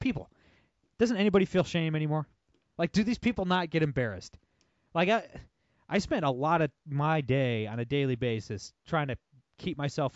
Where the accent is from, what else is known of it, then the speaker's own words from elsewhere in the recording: Toledo, Ohio, United States; I'm from Toledo.